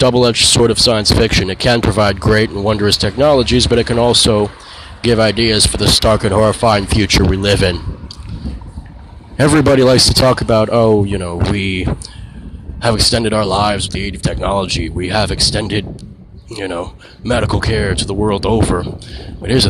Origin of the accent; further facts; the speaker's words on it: United States; as an American nation